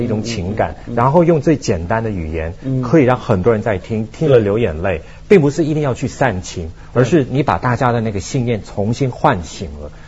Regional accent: Hong Kong; accent: Taiwanese Mandarin; moved away; also born or lived in Beijing; 我们是从香港来的

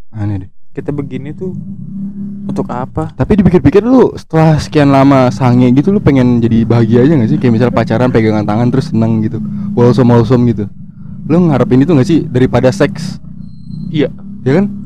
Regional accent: Garut, West Java, Indonesia; gue Garut. Gue berharap lu ini sih, gue gue Sunda

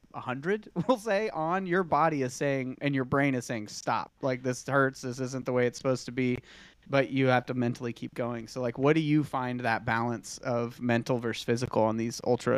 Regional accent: Iowa, United States; So, I mean, I grew up in Iowa, and I can say that Spain's probably a better option in April than Iowa.

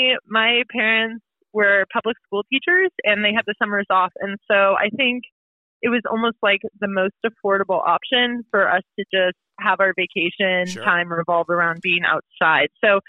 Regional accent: West Coast, United States; now in New Hampshire, United States; So I'm from the West Coast originally.

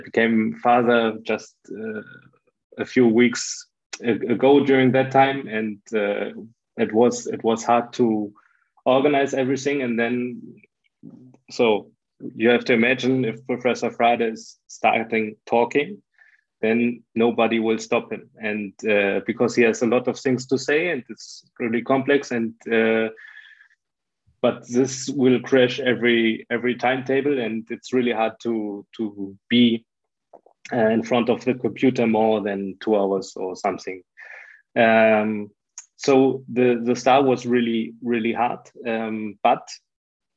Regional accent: Germany; I'm from Germany

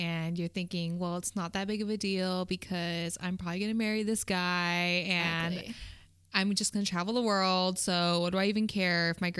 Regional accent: Las Vegas, Nevada, United States; I'm from Vegas, so I totally understand, you know, that mentality. And it was the norm for me when I was living out there.

